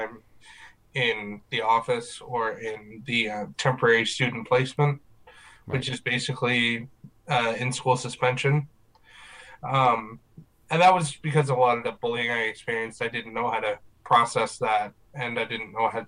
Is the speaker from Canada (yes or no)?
yes; Riverview, New Brunswick, Canada; I am from Riverview, New Brunswick. Been here for most of my life.